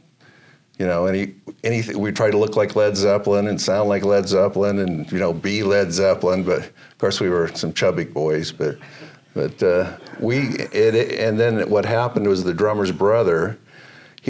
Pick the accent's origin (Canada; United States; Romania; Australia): United States; Pocatello, Idaho; moved away; I'm from Pocatello